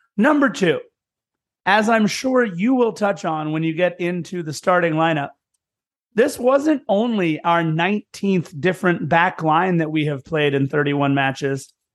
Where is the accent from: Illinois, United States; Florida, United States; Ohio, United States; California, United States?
California, United States; Lawndale; I'm from Lawndale, right next door.